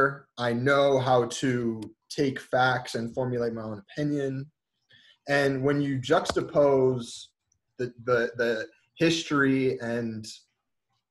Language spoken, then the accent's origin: English; Northern Virginia, United States; I'm from Virginia, Northern Virginia, where Robert E. Lee is from